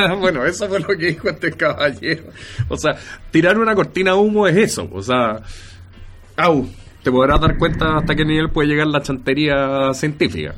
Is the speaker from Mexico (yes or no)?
no; Chile; cómo somos los chilenos